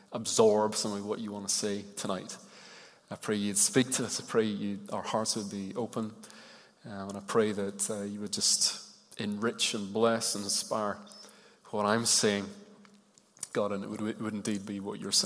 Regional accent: Ireland; I grew up in Ireland, and occasionally you'd kind of switch the channel and it would come on the radio and you'd hear all this, what to me was gobbledygook

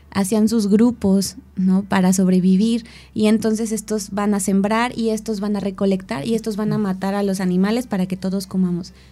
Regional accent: Mexico City, Mexico; now in Cuernavaca, Mexico; vengo de la Ciudad de México, todas mis amistades se quedaron allá, bueno, varias, ¿no? Y llegó a Cuerna y entonces me empecé a sentir sola.

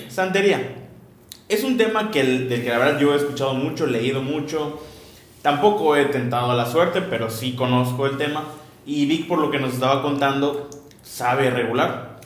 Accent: southeast Mexico, Mexico; somos del sureste de México

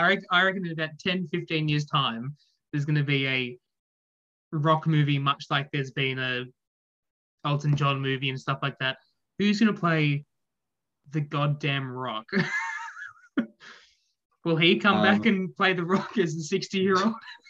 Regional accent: Australia; as an Australian

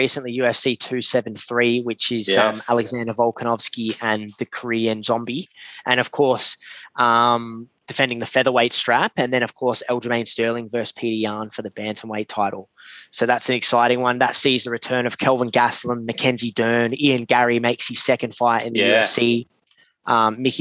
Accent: Australia; I'm an Aussie as well

